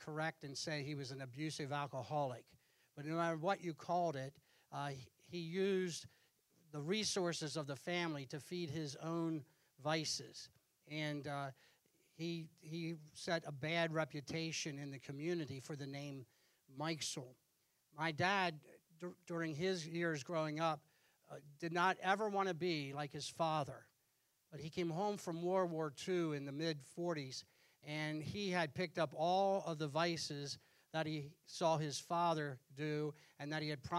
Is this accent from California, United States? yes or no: no; Pennsylvania, United States; I was born in Pennsylvania in December, and within 2 weeks of being born, I was in church. And during my years growing up, hardly ever missed church. And I had the impact of that local church, the same church where my dad was saved is the church I grew up